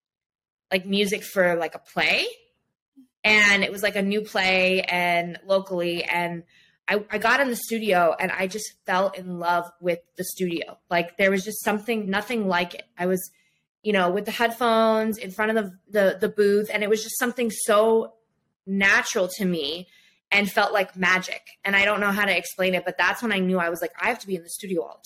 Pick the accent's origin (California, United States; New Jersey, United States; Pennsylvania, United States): New Jersey, United States; I'm originally from South Jersey, near the shore, and I grew up there.